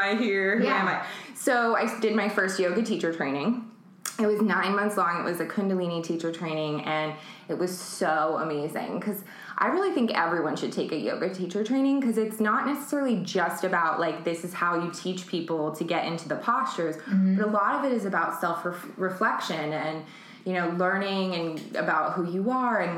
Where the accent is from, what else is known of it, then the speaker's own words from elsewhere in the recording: New York City, New York, United States; also born or lived in San Francisco; now in Los Angeles, United States; I was born in San Francisco, and I mostly grew up in Manhattan.